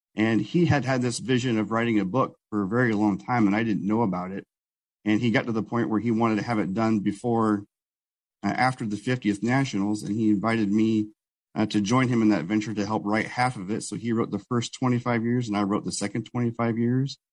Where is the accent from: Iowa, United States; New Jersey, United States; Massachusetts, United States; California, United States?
Iowa, United States; Newton; I grew up in Newton, Iowa, which is where Iowa Speedway is